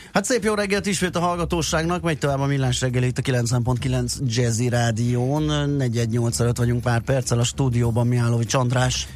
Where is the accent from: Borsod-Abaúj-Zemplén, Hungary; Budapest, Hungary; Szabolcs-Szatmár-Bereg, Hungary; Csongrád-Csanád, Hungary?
Budapest, Hungary; én a belvárosban nőttem fel még hozzá ne. olyan kertes, gangos, belső, udvaros